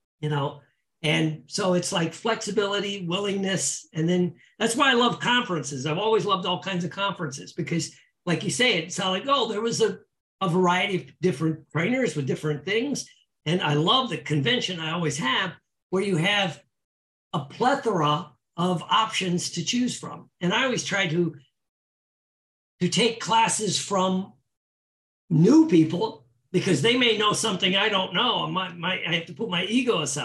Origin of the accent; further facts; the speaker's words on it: Indiana, United States; moved away as an adult; now in Florida, United States; I come from Indiana